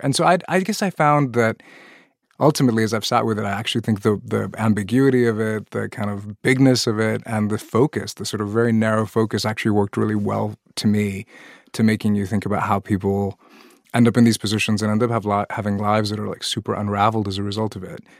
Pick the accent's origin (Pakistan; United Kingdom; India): Pakistan; moved away; I'm originally from Pakistan, a country that joined the nuclear arms race